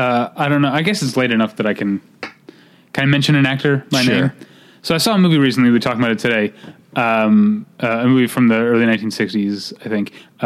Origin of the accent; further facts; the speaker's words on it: United States; as an American